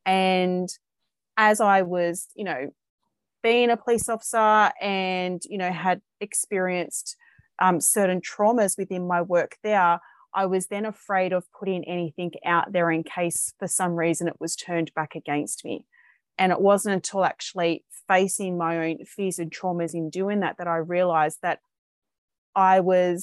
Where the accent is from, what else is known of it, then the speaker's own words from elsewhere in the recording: Sydney, New South Wales, Australia; I am from Sydney, Australia